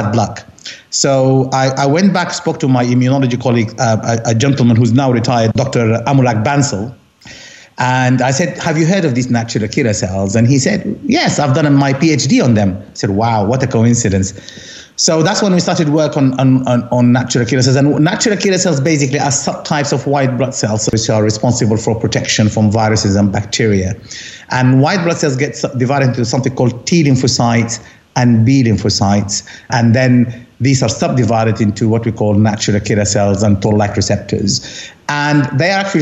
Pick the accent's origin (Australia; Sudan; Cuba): Sudan; Khartoum; moved away as an adult; also born or lived in Essex, United Kingdom; now in London, United Kingdom; I come from Khartoum, half Egyptian, half Sudanese, kind of ethnically, but I see myself more as Sudanese because I was born and raised there